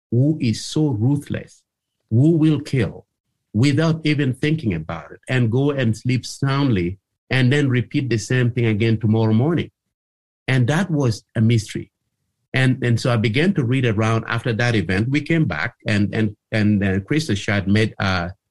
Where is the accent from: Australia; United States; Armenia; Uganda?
Uganda; Gulu, Northern Region; moved away as an adult; also born or lived in Tororo, Uganda / Kenya / Kingston, Canada / Ottawa, Canada; now in Canada; in all of my life, growing up in Gulu town